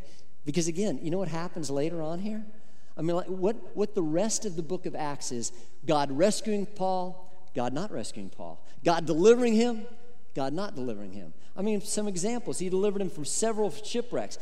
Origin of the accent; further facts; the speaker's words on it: Colorado, United States; moved away as an adult; back to Colorado to be a pastor in my home state in Colorado